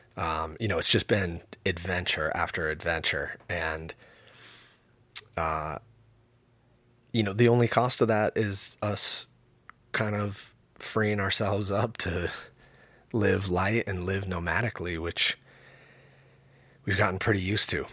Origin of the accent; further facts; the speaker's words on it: the Northwest, Pacific Northwest, United States; growing up in the Northwest in the nineties, eighties and nineties